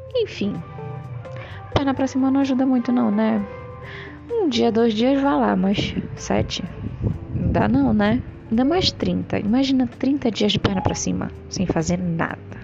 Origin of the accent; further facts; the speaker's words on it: Brazil; sou do Brasil